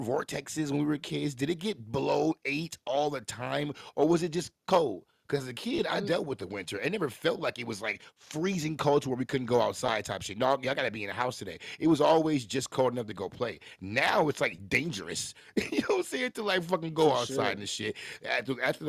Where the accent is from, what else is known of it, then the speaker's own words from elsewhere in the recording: Midwest, United States; we're from the Midwest